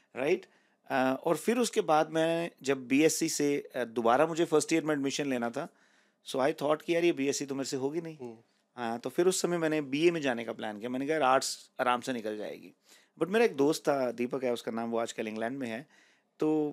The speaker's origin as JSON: {"language": "Hindi", "town": "Rohtak", "region": "Haryana", "country": "India", "moved": "as an adult", "lives_now": "Canada", "said": "मैं बेसिकली रोहतक से बिलोंग करता हूँ it's an it's city in Haryana"}